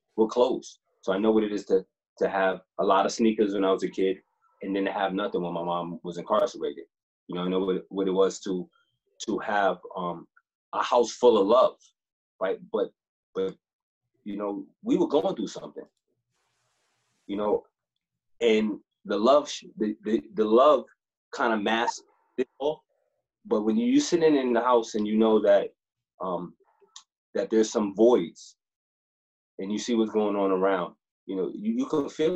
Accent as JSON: {"language": "English", "town": "New York City", "region": "New York", "country": "United States", "tie": "born or raised there", "said": "I grew up in Harlem in the 80s, right? So, you know, Harlem, New York"}